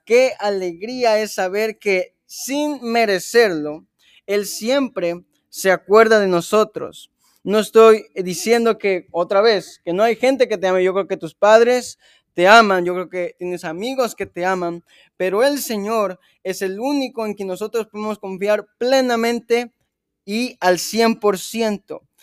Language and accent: Spanish; Chiapas, Mexico; moved away; yo que soy de Chiapas